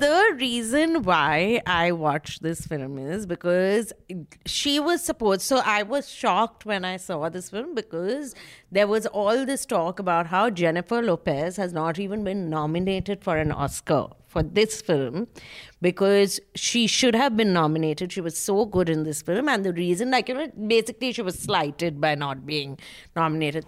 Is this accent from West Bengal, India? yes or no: yes; Kolkata, West Bengal, India; I'm from Calcutta